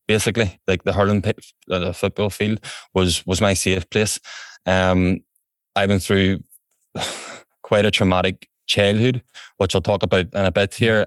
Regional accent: Belfast, Northern Ireland, United Kingdom; also born or lived in England; I'm from West Belfast here in County Antrim

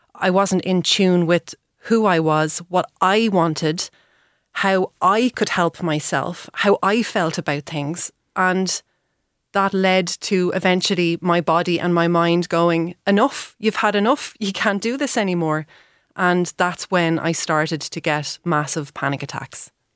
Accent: Dublin, Leinster, Ireland; moved away as an adult; also born or lived in Paris / Galway; I'm originally from Dublin

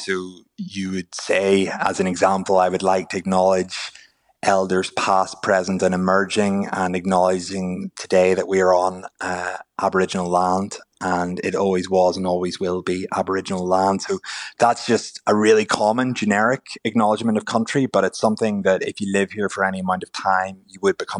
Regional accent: Ireland; moved away as an adult; now in Sydney, Australia; as a foreigner, as an Irish person

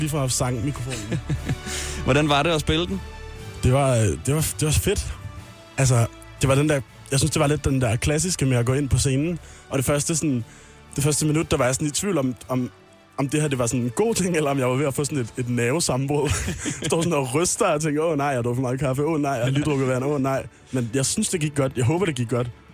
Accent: Amager, Capital Region of Denmark, Denmark; jeg er jo fra Amager

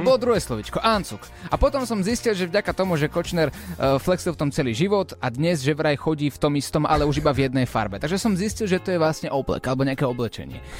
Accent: Slovakia; Odkiaľ si? Zo Slovenska.

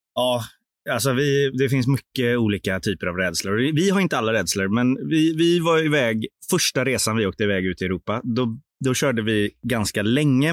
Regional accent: Sweden; vi är svenskar

